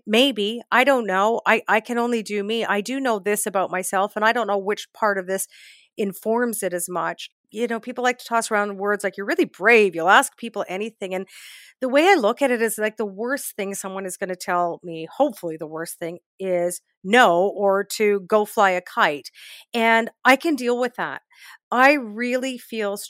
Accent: Saskatoon, Saskatchewan, Canada; now in Toronto, Canada; born and raised in Saskatoon to parents who came to Canada back in 1967

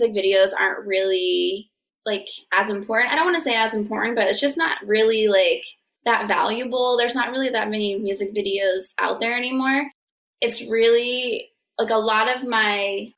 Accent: Denver, Colorado, United States; moved away as an adult; now in Los Angeles, United States; I'm from Denver, Colorado, and I grew up dancing there

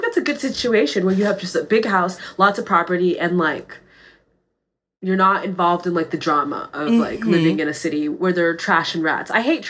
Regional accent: Massachusetts, United States; moved away; I'm from Massachusetts.

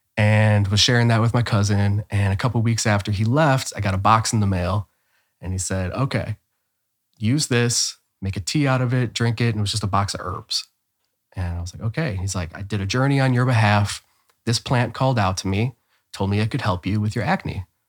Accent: Cleveland, Ohio, United States; moved away as an adult; also born or lived in Bay Area, California; now in Austin, United States; was born and raised in Cleveland, Ohio, and will never take the Cleveland out of me

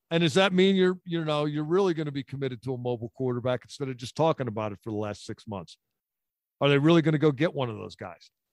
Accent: Philadelphia, Pennsylvania, United States; I grew up in Philadelphia

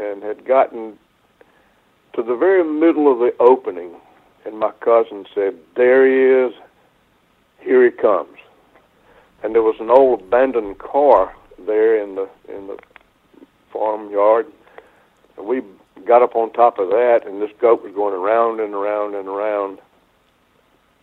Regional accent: southeastern North Carolina, United States; my hometown in southeastern North Carolina

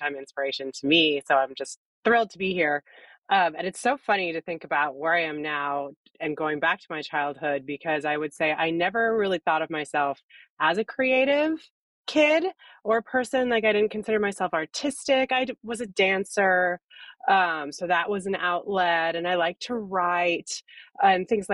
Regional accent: Seattle, Washington, United States; moved away as an adult; now in San Francisco, United States; I'm originally from Seattle

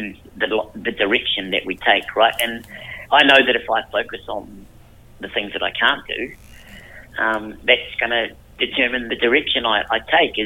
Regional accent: New Zealand; I was born in New Zealand

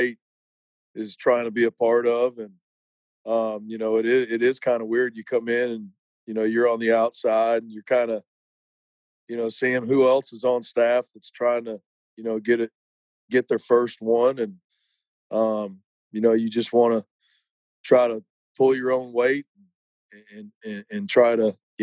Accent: Bryan, Ohio, United States; moved away as an adult; also born or lived in Orlando, Florida; now in Katy, Texas, United States; I was born and raised in Northwest Ohio, city, small town called Bryan

